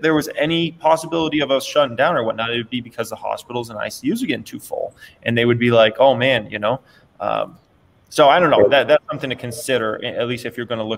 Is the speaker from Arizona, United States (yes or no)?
yes; Phoenix, Arizona, United States; now in Las Vegas, United States; I grew up in Phoenix, Arizona